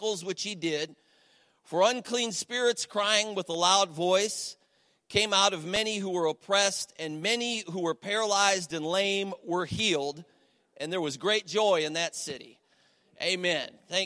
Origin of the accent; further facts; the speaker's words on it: Cleveland, Ohio, United States; now in Ashtabula, United States; I'm from the Cleveland area originally. I live in Ashtabula now